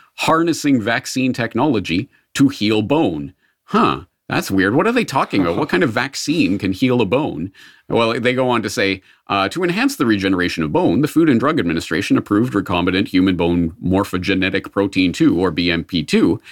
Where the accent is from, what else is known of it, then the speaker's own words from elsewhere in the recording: Canada; being born in Canada, I was from birth, uh, steeped in the quasi-socialist, mostly socialist kind of ethos of Canada.